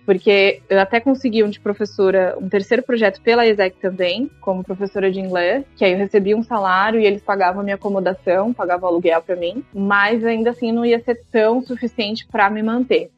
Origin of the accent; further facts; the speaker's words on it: São Paulo, Brazil; moved away as an adult; also born or lived in Campinas, Brazil; now in Egypt; Eu sou de São Paulo, né, originalmente